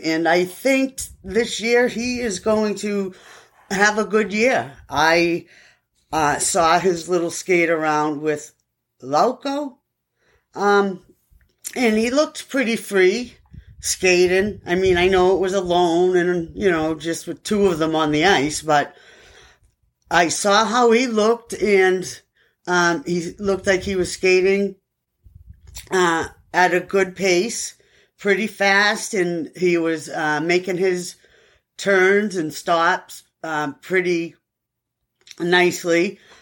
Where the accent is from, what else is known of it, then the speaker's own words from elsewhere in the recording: Everett, Massachusetts, United States; now in South Carolina, United States; I am from Everett. And I grew up there for a long time